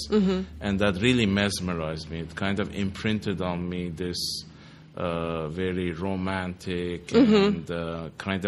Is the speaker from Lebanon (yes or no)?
yes; Lebanon; now in Los Angeles, United States; I was growing up in Lebanon